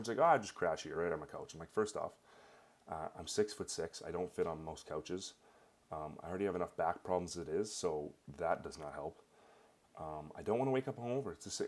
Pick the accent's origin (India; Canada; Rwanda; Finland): Canada; I'm Canadian